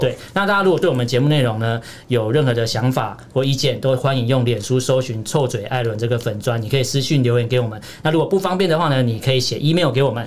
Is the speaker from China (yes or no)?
no; Taiwan; 因为我身为一个台湾人